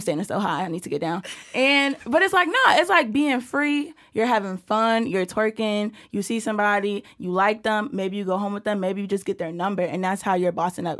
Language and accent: English; New York City, New York, United States; I'm from Brooklyn, New York